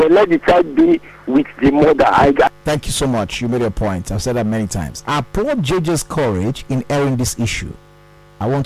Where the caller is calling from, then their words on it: Lagos, Nigeria; I'm calling from Lekki at the moment.